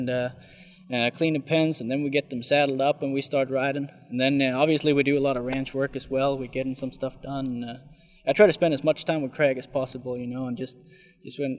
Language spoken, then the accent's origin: English; Sweden; now in United States; My home country is Sweden, actually.